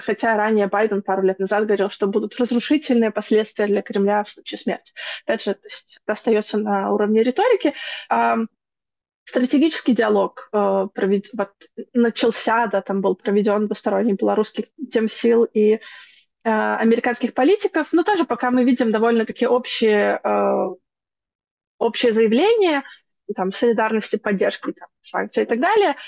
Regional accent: Belarus; мы как белорусы

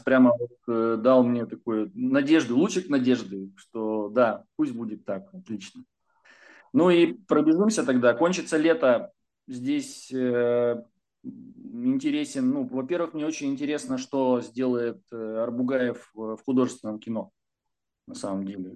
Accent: Urals, Russia; я же с Урала, с гор спустился почти что

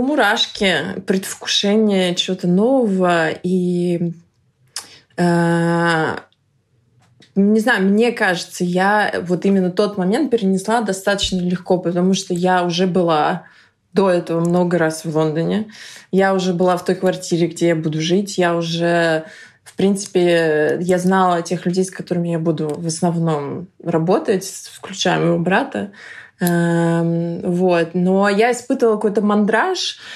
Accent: Russia; moved away as an adult; now in London, United Kingdom; я русская

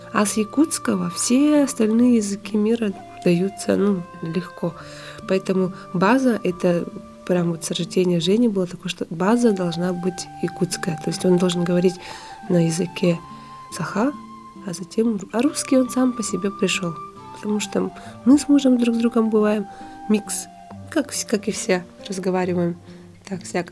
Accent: Sakha Republic, Russia; moved away as an adult; now in Tokyo, Japan; с нами, с народом Саха

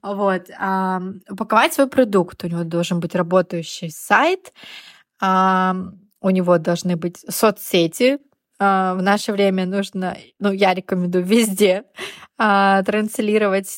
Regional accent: Yamalo-Nenets Autonomous Okrug, Russia; moved away as an adult; also born or lived in Rostov-on-Don / Moscow / Barcelona; Я родилась на Ямале.

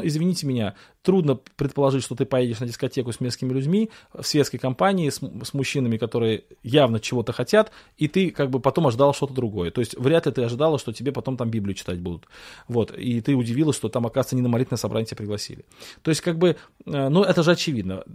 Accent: Russia; мы в России выросли, в Советском Союзе

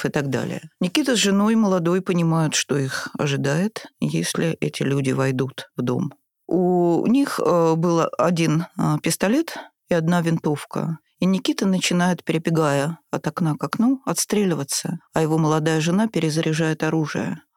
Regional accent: Moscow, Russia; also born or lived in Saint Petersburg; мы москвичи

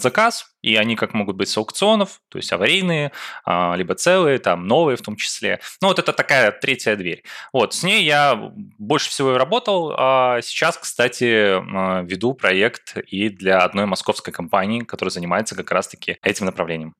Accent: Belarus; сам я из Беларуси

